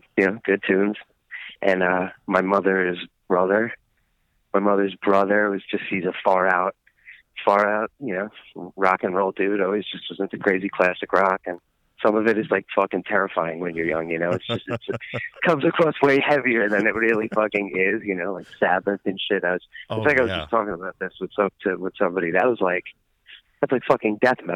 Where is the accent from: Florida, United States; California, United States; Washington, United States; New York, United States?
New York, United States; Bellmore; He's from Merrick, and I'm from Belmore, and they're two towns next to each other on Long Island in New York.